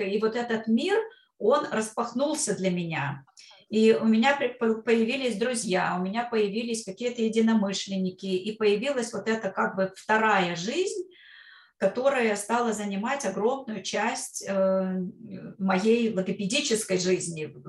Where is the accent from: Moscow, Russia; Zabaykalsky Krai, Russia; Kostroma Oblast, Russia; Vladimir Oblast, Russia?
Kostroma Oblast, Russia; Kostroma; moved away as an adult; also born or lived in Brooklyn, New York; now in New York, United States; когда я возвращалась в свою родную Кострому, э, я из Костромы родом